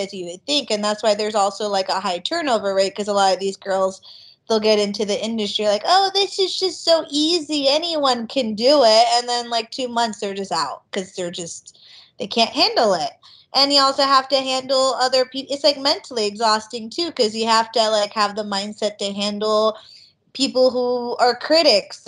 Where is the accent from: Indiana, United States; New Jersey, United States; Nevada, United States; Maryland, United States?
Nevada, United States; Las Vegas; We used to work at this huge water park when I grew up in Vegas